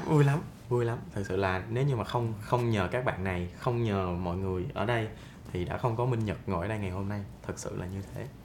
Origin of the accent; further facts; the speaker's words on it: Binh Phuoc, Vietnam; moved away as an adult; mình xuất thân từ một vùng quê mình ở bình phước và cái chỗ của mình là sát biên giới campuchia luôn